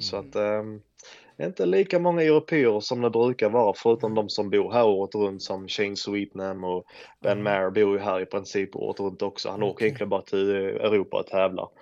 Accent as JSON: {"language": "Swedish", "country": "Sweden", "moved": "as an adult", "lives_now": "United States", "said": "hemma i Sverige"}